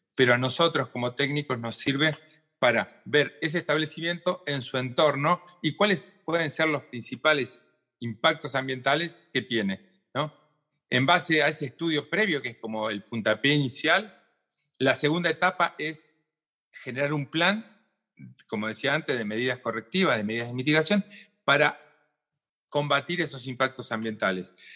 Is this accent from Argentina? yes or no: yes; Argentina; estamos acá en el Cono